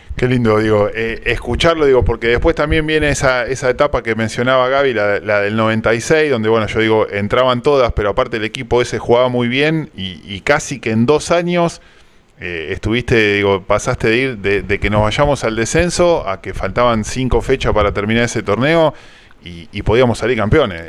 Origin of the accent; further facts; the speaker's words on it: Argentina; nosotros como argentinos